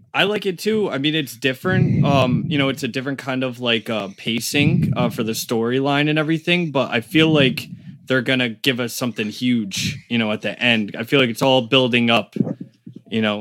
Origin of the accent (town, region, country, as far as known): Connecticut, United States; born or raised there; also born or lived in Caringbah, Sydney, Australia / Rhode Island